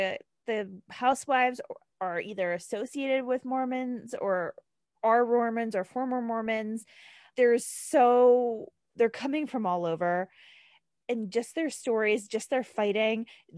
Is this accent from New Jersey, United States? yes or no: yes; New Jersey, United States; I'm also from New Jersey